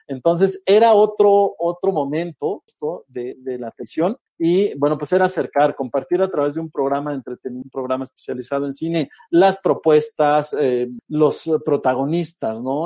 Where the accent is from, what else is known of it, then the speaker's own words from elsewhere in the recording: State of Mexico, Mexico; also born or lived in Tamaulipas; a los seis años nos venimos a la Ciudad de México, bueno, más bien al Estado de México